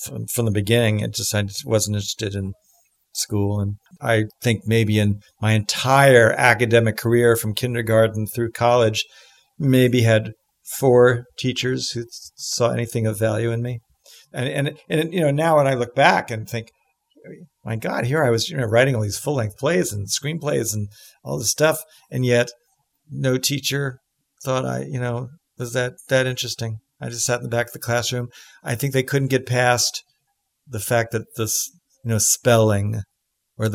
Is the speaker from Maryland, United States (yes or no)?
no; New York City, New York, United States; I'm from New York City. You know, I was raised, I was adopted by my aunt